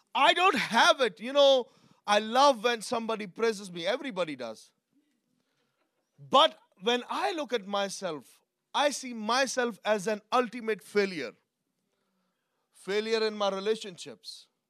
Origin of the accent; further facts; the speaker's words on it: Pakistan; I'm from Pakistan, I'm brought up in a different culture